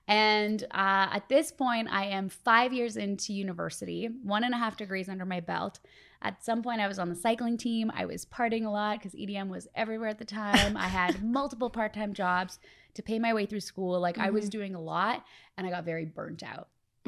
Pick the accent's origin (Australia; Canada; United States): Canada; I grew up in Canada, so you grow up loving Much Music.